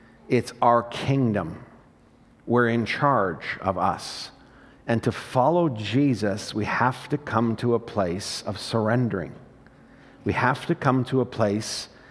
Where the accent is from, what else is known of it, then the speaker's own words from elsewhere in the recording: Morinville, Alberta, Canada; I proudly say, "Morinville."